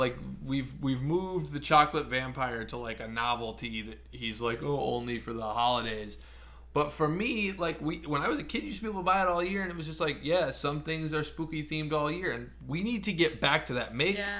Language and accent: English; Midwest, United States; And I think it's because I grew up in the Midwest.